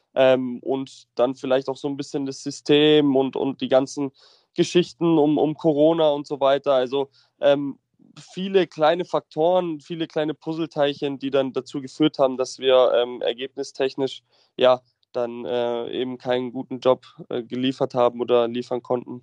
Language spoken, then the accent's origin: German; Munich, Bavaria, Germany; ich komme aus München und lebe auch aktuell in München